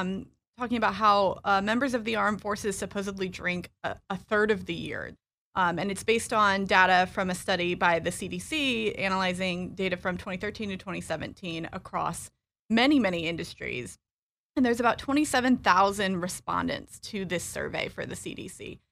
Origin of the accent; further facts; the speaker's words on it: Illinois, United States; also born or lived in North Carolina; I am originally from Illinois, but I was an Army brat. And our last duty station was Fort Bragg. And that's where I went to high school.